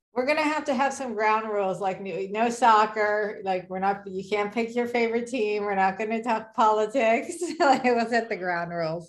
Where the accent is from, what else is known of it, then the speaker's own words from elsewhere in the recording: California, United States; now in Dallas, United States; I'm originally from California